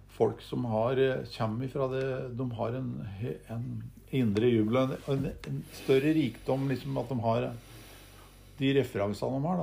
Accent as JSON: {"language": "Norwegian", "town": "Gjøvik", "region": "Innlandet", "country": "Norway", "tie": "born or raised there", "said": "jeg kom fra Høndalen, det lille industrisamfunnet"}